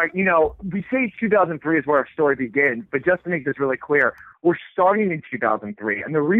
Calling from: San Francisco, California, United States; I mean, I'm talking from San Francisco, where flannel's always been cool

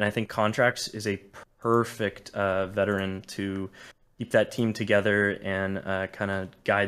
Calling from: Santa Barbara, California, United States; I'm calling from Santa Barbara, California.

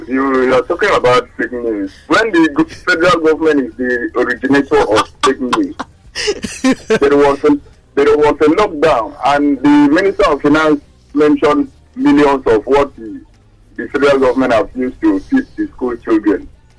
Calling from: Apapa, Lagos, Nigeria; I'm calling from Apapa.

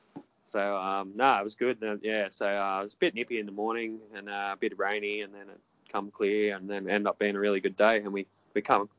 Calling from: South Windsor, New South Wales, Australia; just ringing from South Windsor.

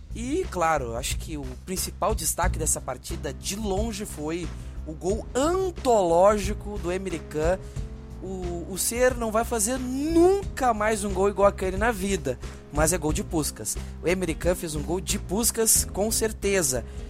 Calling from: Rio Grande, Rio Grande do Sul, Brazil; eu falo de Rio Grande, Rio Grande do Sul

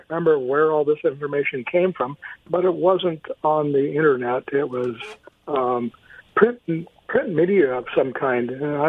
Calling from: Kennewick, Washington, United States; That's … from Kennewick.

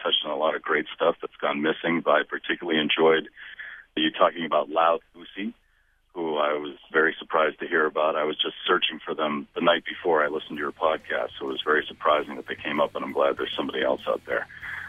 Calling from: Worcester, Massachusetts, United States; I'm calling from Worcester, Massachusetts

